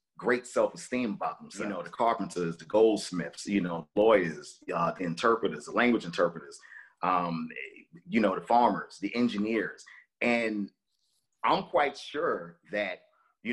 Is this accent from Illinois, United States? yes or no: no; New York City, New York, United States; Growing up in Brooklyn